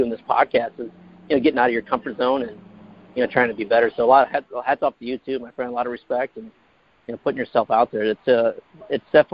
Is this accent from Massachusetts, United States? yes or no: no; Fort Wayne, Indiana, United States; moved away as an adult; also born or lived in North Carolina; now in California, United States; I was born and raised in Fort Wayne, Indiana.